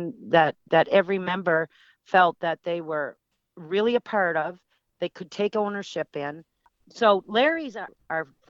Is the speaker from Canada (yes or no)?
yes; New Brunswick, Canada; moved away; also born or lived in Ontario; in 2019, when I moved back from New Brunswick from Ontario